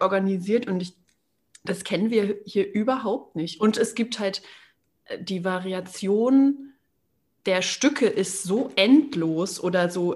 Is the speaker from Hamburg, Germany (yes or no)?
no; Berchtesgadener Land, Bavaria, Germany; Ich komme aus dem, aus dem Berchtesgadener Land